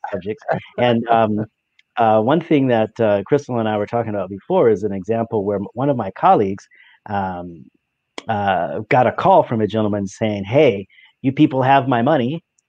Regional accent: Alaska, United States; moved away as an adult; also born or lived in San Diego; I am from Alaska

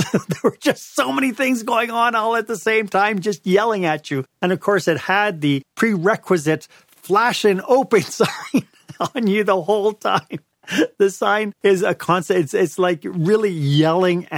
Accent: Montreal, Quebec, Canada; I'm from Montreal.

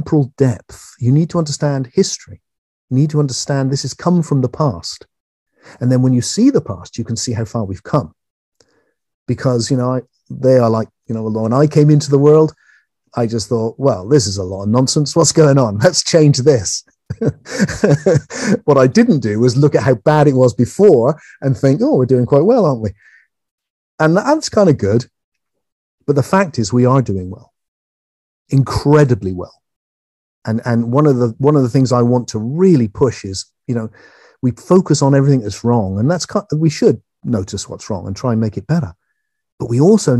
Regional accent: England, United Kingdom; I'm English

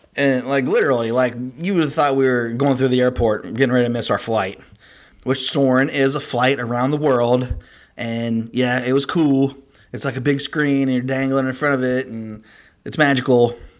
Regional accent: Cincinnati, Ohio, United States; we're from Cincinnati.

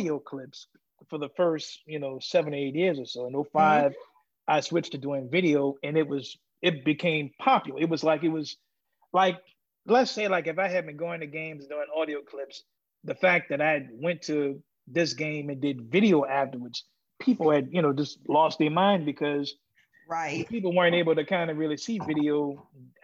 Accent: New Orleans, Louisiana, United States; I'm from New Orleans

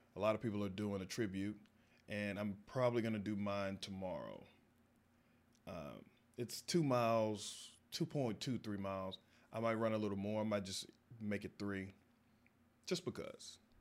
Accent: Texas, United States; moved away as an adult; growing up in Texas

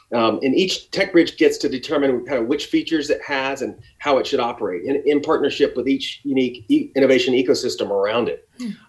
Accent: Redlands, California, United States; also born or lived in Santa Barbara, California / Washington, D.C.; Yeah, so I grew up in Redlands.

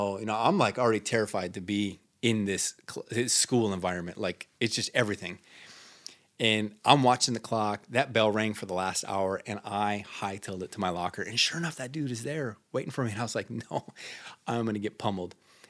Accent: Minnesota, United States; So as I tell the story, growing up in Northern Minnesota, the culture is you're either Swedish or Norwegian or you're Italian or you're Finnish.

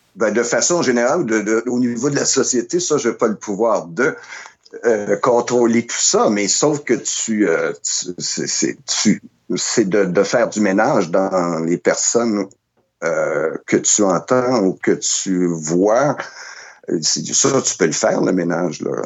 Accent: Montreal, Quebec, Canada; je suis un Montréalais de naissance et de, de, de, de, vie, mais depuis que j'habite ici

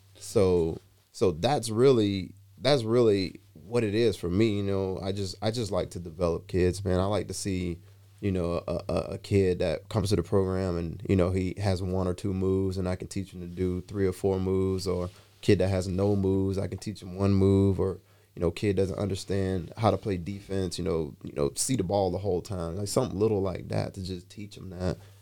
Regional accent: Atlanta, Georgia, United States; moved away; I'm from Atlanta. I grew up in, in Teckwood Homes.

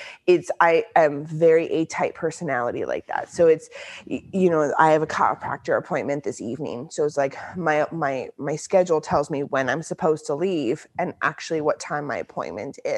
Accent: central Canada, Canada; I'm from the central part of Canada

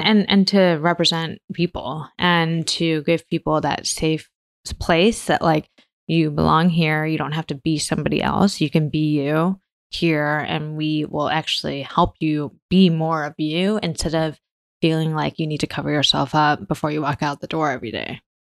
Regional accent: Michigan, United States; also born or lived in New York; now in San Francisco, United States; I grew up in Michigan, and my family um, were Taiwanese

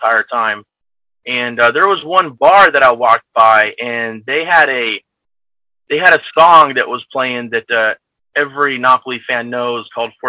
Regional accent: United States; moved away as an adult; also born or lived in California / Naples, Italy; now in Italy; I'm an American

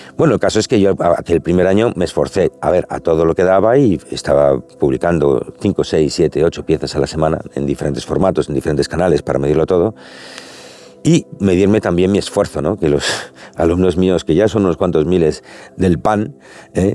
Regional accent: Spain

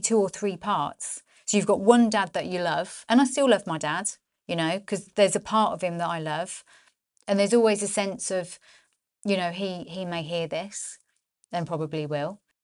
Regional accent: Northampton, East Midlands, United Kingdom; born or raised there

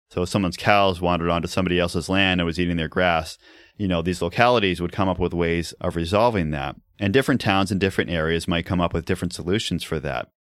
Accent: New England, United States; growing up in New England

